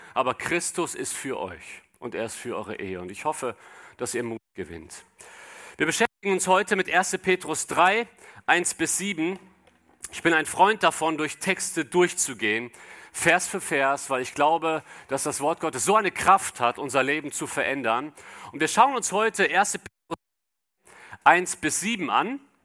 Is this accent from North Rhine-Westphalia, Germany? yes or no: yes; Cologne, North Rhine-Westphalia, Germany; ich komme aus Köln